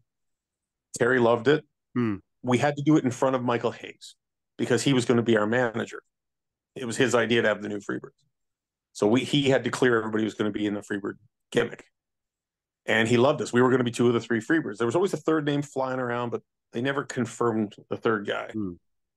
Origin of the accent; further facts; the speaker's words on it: Canada; I'm Canadian, not Southern